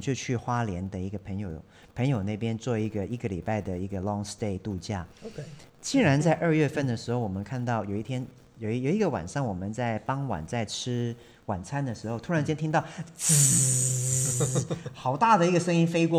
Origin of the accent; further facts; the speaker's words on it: Hong Kong; moved away; 我从小就在香港长大的，嗯。我是在那种钢筋水泥森林里面都市，长大的